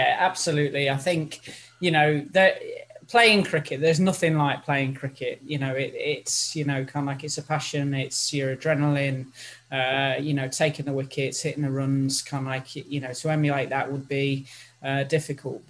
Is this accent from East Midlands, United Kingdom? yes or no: yes; Nottingham, East Midlands, United Kingdom; I'm an East Midlands girl. I was born in Nottingham